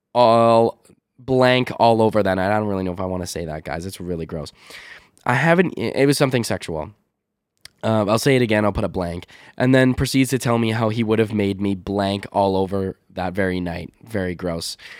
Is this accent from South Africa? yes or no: no; Canada; accent: North American, Canadian, Midwest; my accent, like m, uh, my North American, Canadian, uh, Midwest sort of accent is so flat.